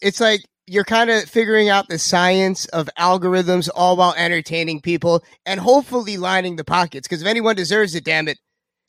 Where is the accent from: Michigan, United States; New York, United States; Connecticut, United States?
New York, United States; Lindenhurst; born there; but in my defense, I was born in Lindenhurst. So I still